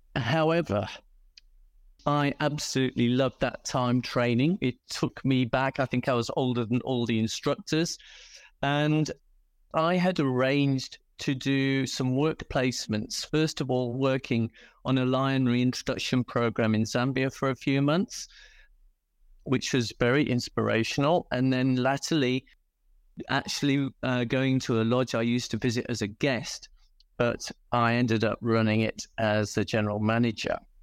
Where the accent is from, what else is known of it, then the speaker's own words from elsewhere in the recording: United Kingdom; accent: British; moved away as an adult; now in South Africa; I'm British, as you can probably tell by the accent, and used to breed dogs, in fact, before coming to South Africa